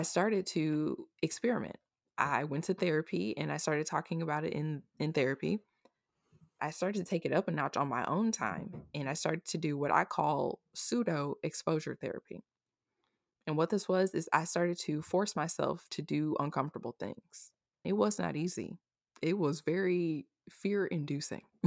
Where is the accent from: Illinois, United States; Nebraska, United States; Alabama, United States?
Nebraska, United States; Omaha; also born or lived in Austin, Texas; I'm originally from Omaha, Nebraska